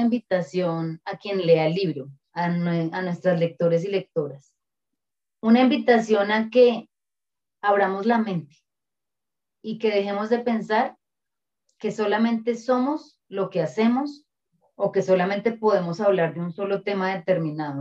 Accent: Colombia; Nosotros y nosotras como pueblo colombiano, como sociedad y como país

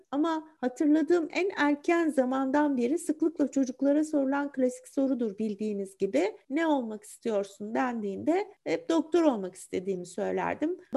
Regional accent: Istanbul, Turkey; İstanbul'da doğdum, büyüdüm.

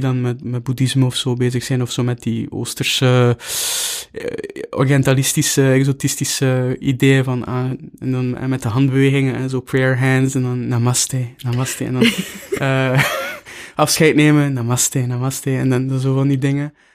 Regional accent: Bruges, Flanders, Belgium; moved away as an adult; also born or lived in Knokke-Heist / Brussels; Ik ben in Brugge opgegroeid

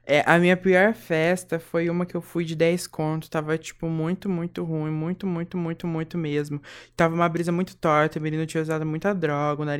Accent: Brazil; accent: caipira; Eu tenho meu sotaque. Eu sou a caipira, assim.

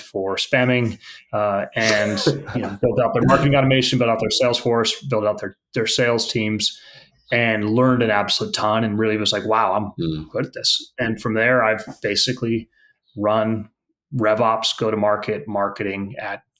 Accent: the Bay Area, California, United States; I grew up in the Bay Area

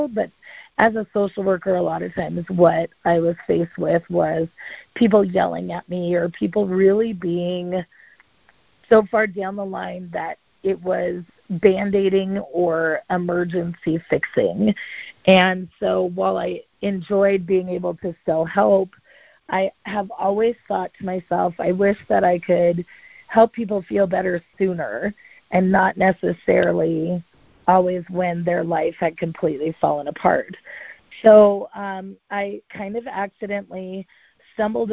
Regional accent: Montana, United States; my hometown in Montana

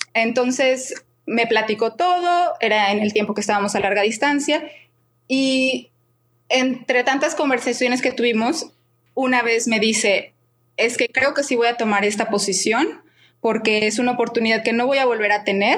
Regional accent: Guadalajara, Jalisco, Mexico; moved away as an adult; also born or lived in Prague, Czech Republic; now in Moscow, Russia; soy de Guadalajara y actualmente vivo en Moscú

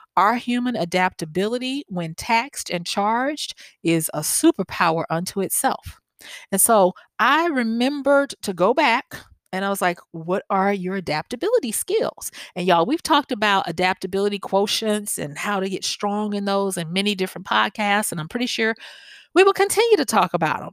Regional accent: the South, United States; accent: southern; my southern accent

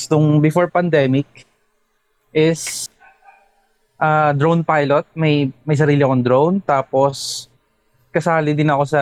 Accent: Imus, Calabarzon, Philippines; taga Imus Cavite.

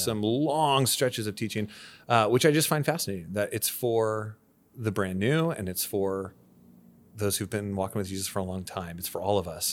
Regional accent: Santa Barbara, California, United States; moved away as an adult; now in Camarillo, United States; both my wife and I grew up in Santa Barbara

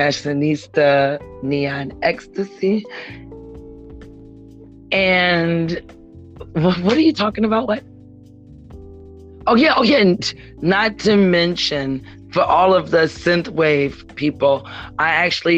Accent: Ferguson, Missouri, United States; I grew up in Ferguson, and you know that's like right next door

